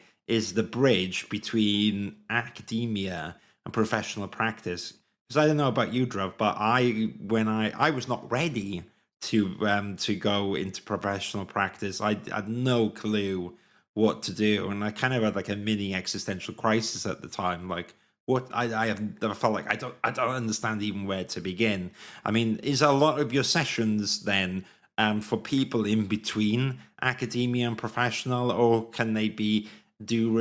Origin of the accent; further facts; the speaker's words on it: Swansea, Wales, United Kingdom; moved away as an adult; also born or lived in London; I grew up in Wales, South Wales